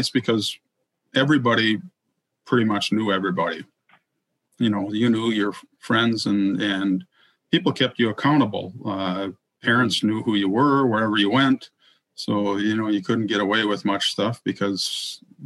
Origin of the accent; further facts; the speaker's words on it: Roseau, Minnesota, United States; moved away as an adult; also born or lived in Ridgewood, New Jersey; where I grew up in Roseau wasn't technically on the Iron Range